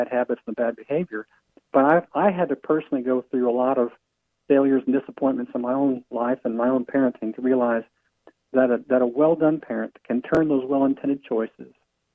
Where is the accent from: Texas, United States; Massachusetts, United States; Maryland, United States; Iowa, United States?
Iowa, United States; I grew up in Iowa